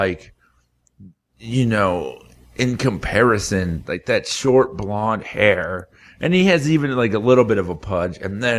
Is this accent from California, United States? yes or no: no; South Florida, United States; I grew up in South Florida